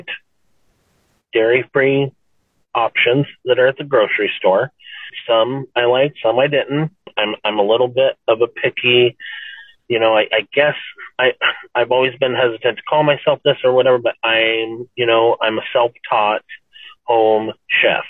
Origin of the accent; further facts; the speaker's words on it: Nebraska, United States; moved away; I grew up in Nebraska